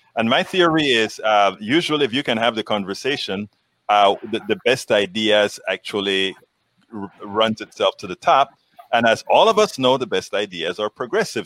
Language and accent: English; Panama; moved away; I'm from Panama in, and I lived among, uh, you know, Americans. There are a lot of Americans in Panama and the Canal Zone